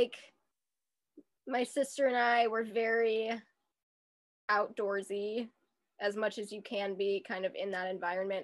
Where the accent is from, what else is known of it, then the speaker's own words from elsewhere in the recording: Minneapolis, Minnesota, United States; I grew up in Seward, Minneapolis.